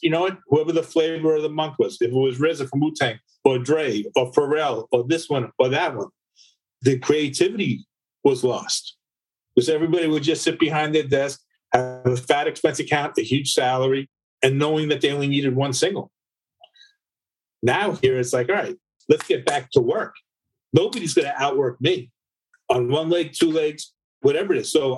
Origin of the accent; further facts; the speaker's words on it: Long Island, New York, United States; I grew up in Long Island